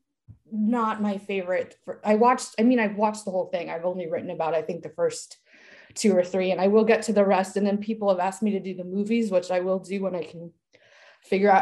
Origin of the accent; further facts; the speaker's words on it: East Coast, United States; moved away as an adult; also born or lived in Chicago; now in Orange County, United States; I live in Orange County, California. I've lived here for almost 9 years. I'm originally from the East Coast.